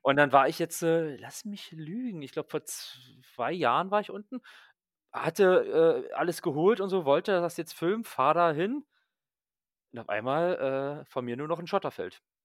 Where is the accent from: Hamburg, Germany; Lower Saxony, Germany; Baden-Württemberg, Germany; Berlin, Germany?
Berlin, Germany; als äh, Berliner